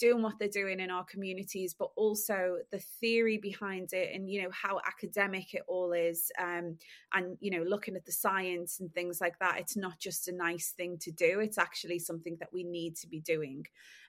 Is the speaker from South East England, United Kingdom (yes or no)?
no; Liverpool, North West England, United Kingdom; now in London, United Kingdom; I am a Scouser that lives in London and has been working in the luxury fashion industry for the last 12 years.